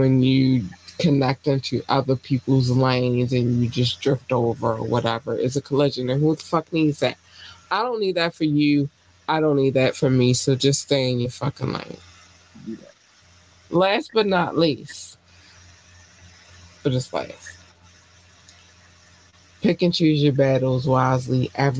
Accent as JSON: {"language": "English", "town": "Baltimore", "region": "Maryland", "country": "United States", "said": "This is not becoming of a lady, but I'm from Baltimore. Let's go."}